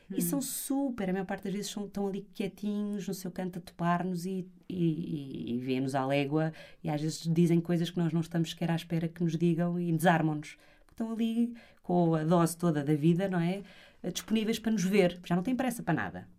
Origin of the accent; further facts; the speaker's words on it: Porto, Norte, Portugal; eu sou do Porto